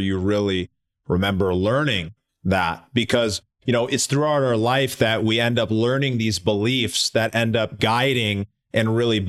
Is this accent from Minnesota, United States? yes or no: yes; Minneapolis, Minnesota, United States; Minneapolis, my hometown.